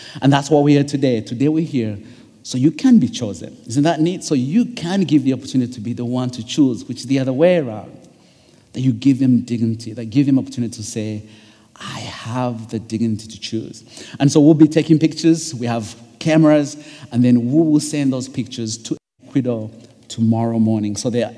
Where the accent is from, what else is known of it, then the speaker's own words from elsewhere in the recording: East Coast, United States; I'm from the East Coast, so time changes.